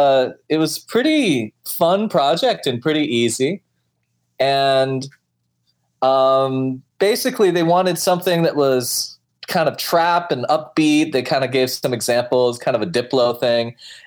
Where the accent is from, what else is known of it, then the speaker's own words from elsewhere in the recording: Alaska, United States; now in United Kingdom; I'm from Alaska originally.